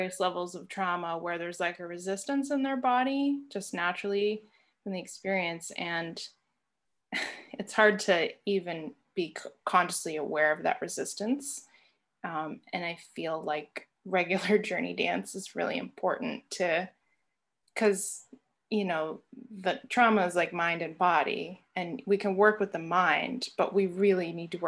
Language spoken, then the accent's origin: English; New England, United States; growing up in New England, I've experienced like a general overall rigidness in my life and from the environment that I'm